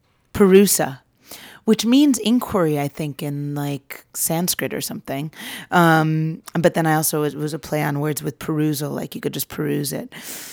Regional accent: San Francisco, California, United States; I grew up in San Francisco, and I went to a college called Bard

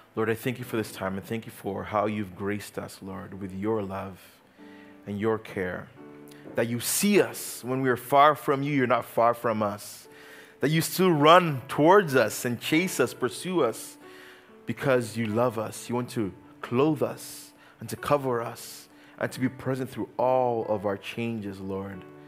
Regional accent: Uganda; moved away; I grew up in Uganda.

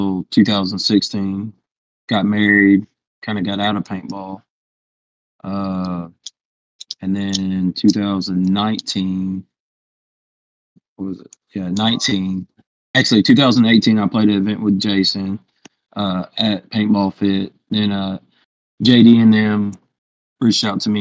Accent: Louisiana, United States; now in Texas, United States; I'm from Louisiana.

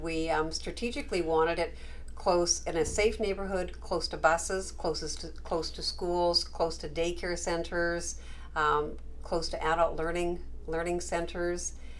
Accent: Canada; moved away as an adult; now in United States; I think I told you I immigrated from Canada

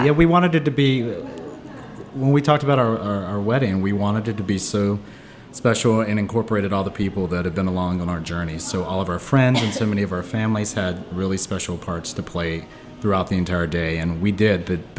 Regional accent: the Carolinas, United States; me as a kid growing up in the Carolinas as a gay kid, I never even really kind of thought I might be able to get married.

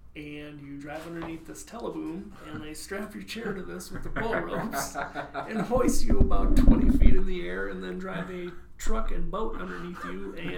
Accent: Parkston, South Dakota, United States; In Parkston.

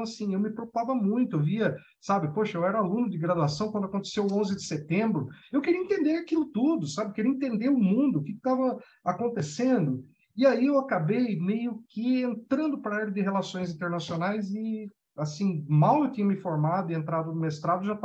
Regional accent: interior of São Paulo, Brazil; eu sou do interior de São Paulo

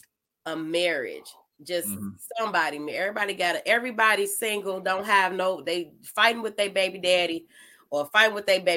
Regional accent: Chicago, Illinois, United States; Well, I'm from Chicago, so he's definitely famous here.

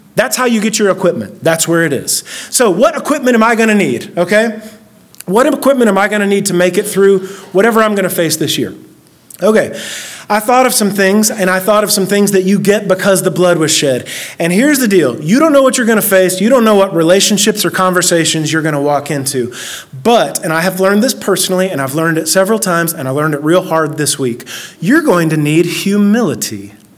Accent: Oak Ridge, Tennessee, United States; I grew up in Oak Ridge, this this little, tiny little town that we're in, and then if I before I was in Oak Ridge, we moved like ten different times. I moved here in the third grade.

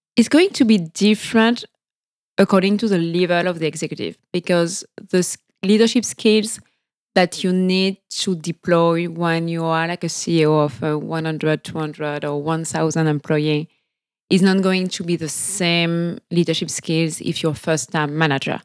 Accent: French Guiana; accent: French; English is a second language; moved away as an adult; also born or lived in France / Sweden / Mexico / Caracas; I was born and raised in French Guiana

